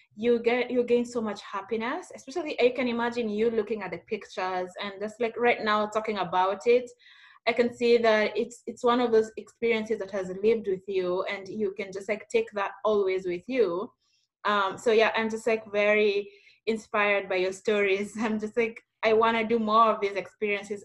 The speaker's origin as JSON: {"language": "English", "country": "Kenya", "said": "somebody who's coming from Kenya"}